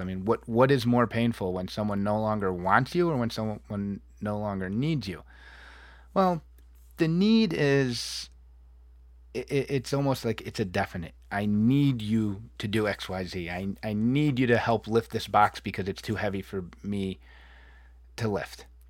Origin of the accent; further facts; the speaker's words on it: New England, United States; moved away; I come from the Northeast and the Appalachian Trail, New England, and fall foliage, and, and lush green.